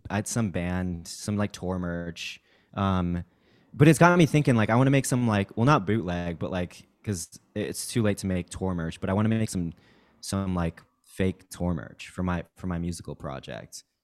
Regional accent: Kansas, United States; also born or lived in Mexico City, Mexico; I, I moved to Kansas when I was in third grade and went to, like, high school there, but I'm originally from Mexico City

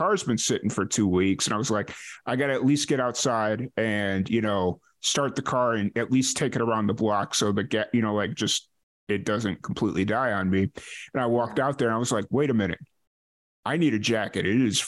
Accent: Chicago, Illinois, United States; moved away as an adult; I grew up in Chicago, so I used to be okay with this weather, but now that I haven't lived in Chicago in about 15 years

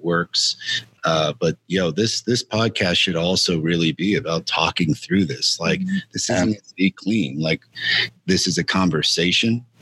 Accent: El Paso, Texas, United States; my hometown and where Cassandra and I are currently calling home El Paso, Texas

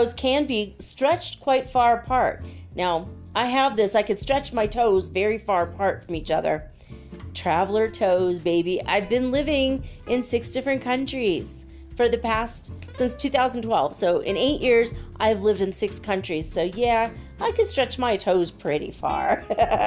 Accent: Minnesota, United States; I grew up in Minnesota

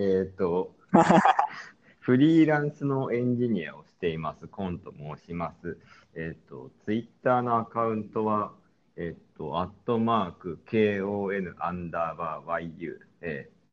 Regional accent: Sapporo, Hokkaido, Japan; moved away; 俺が札幌出身でよくしょっちゅう帰るので

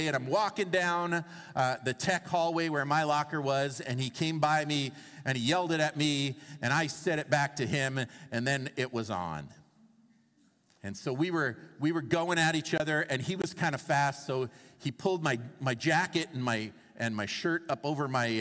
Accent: Toronto, Ontario, Canada; I grew up in Toronto in my teenage years, and I went to Northern Secondary School

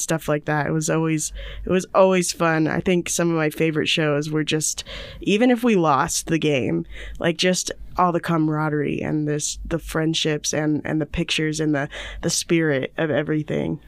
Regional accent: Indiana, United States; moved away; I'm from Indiana

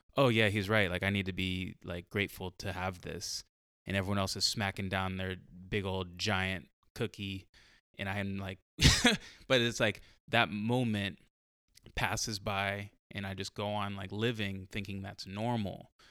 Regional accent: San Diego, California, United States; I grew up in San Diego, like, I grew up in, like, a white city

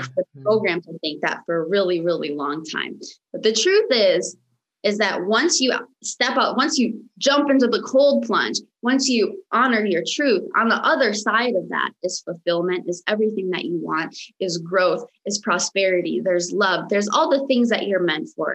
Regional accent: United States; first language Romanian; English is a second language; also born or lived in Michigan; now in Los Angeles, United States; I was actually uh, born and raised in the United States, but I was born and raised by a very, very traditional Romanian parents

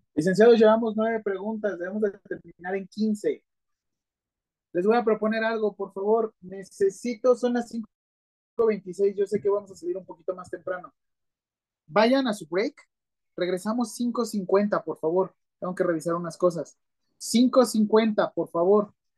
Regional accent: Mexico; ya somos demasiados mexicanos

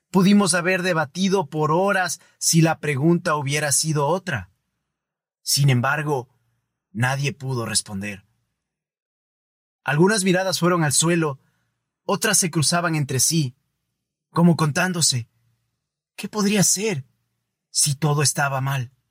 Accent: Ecuador; Yo soy ecuatoriano y soy parte de este país.

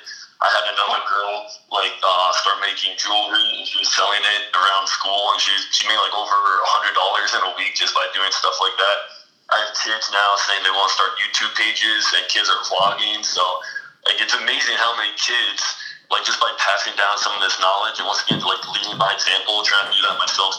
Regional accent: New Jersey, United States; I'm from Jersey

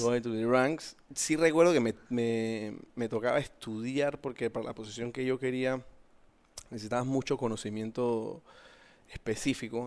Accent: Panama; soy panameño, 42 años

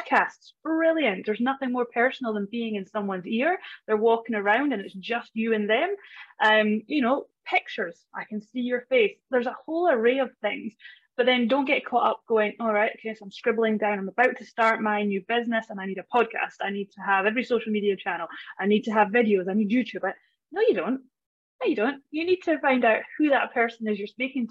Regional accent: Scottish Highlands, Scotland, United Kingdom; moved away as an adult; now in Australia; I am Scottish. Yes, from the Highlands

